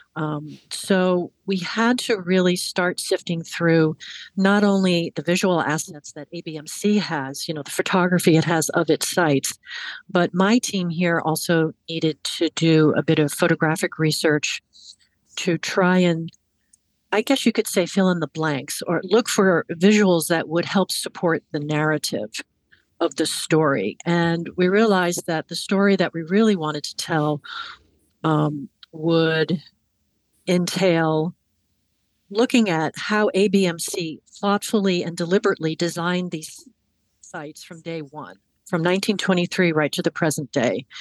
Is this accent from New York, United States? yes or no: yes; Hudson Valley, New York, United States; moved away as an adult; also born or lived in Washington, D.C.; I I grew up in, in the Hudson Valley in New York, and I came south to go to college